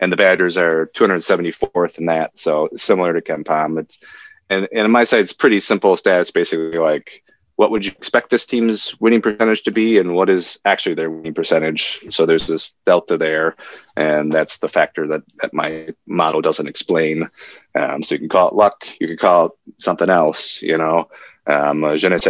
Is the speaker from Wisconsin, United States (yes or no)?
yes; Madison, Wisconsin, United States; moved away as an adult; I grew up in Madison and I went to Madison for college. So I lived there for the first 23 years of my life or so